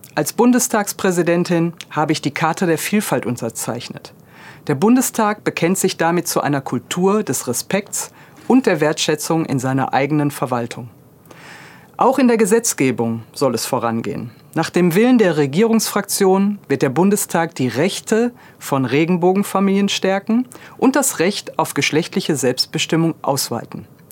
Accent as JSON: {"language": "German", "town": "Duisburg", "region": "North Rhine-Westphalia", "country": "Germany", "tie": "born or raised there", "said": "in meiner Heimatstadt Duisburg"}